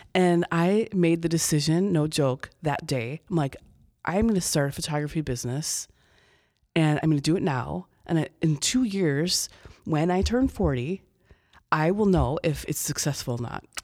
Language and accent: English; Chicago, Illinois, United States; moved away as an adult; also born or lived in Iowa / Bloomington, Illinois; I'm from the Chicago area originally